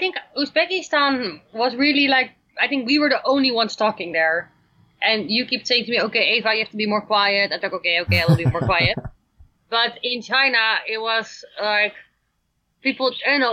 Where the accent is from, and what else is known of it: Netherlands; also born or lived in Amsterdam, Netherlands